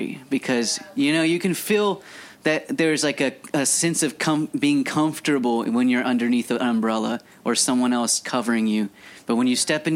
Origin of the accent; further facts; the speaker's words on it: Scott, Louisiana, United States; I'm a guy from Scott, Louisiana